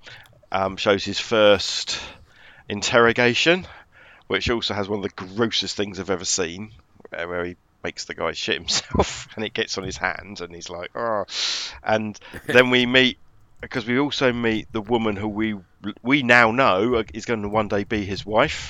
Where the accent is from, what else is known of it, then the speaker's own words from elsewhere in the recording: United Kingdom; I, as British people